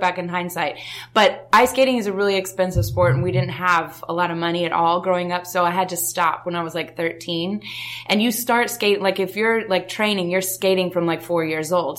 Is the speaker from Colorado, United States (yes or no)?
yes; Denver, Colorado, United States; I grew up in Denver, Colorado.